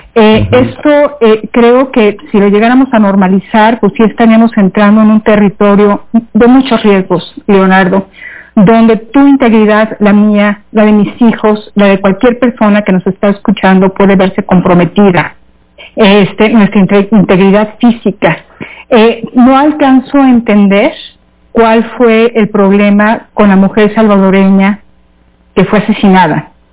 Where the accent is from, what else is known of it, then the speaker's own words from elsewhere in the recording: Mexico; somos muchos mexicanos, muchísimos mexicanos